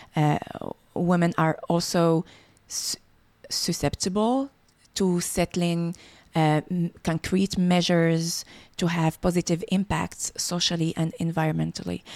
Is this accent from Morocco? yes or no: yes; Morocco; moved away as an adult; now in Montreal, Canada; I was born in Morocco and lived uh, my first 20 years um, uh, there. Uh, I grew up watching my parents work hard